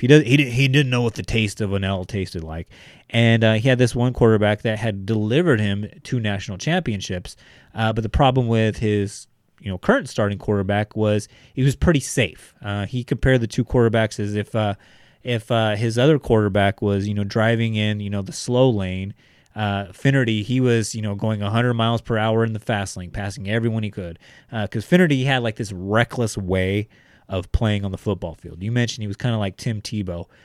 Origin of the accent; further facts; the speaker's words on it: Bakersfield, California, United States; we're from Bakersfield. We've had several, uh, N F L quarterbacks, you know, come out of our backyard